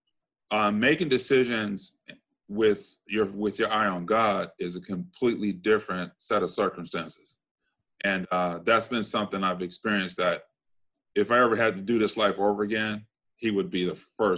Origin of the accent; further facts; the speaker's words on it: Compton, California, United States; I grew up in Compton, went to grade school, Catholic school, high school, Catholic school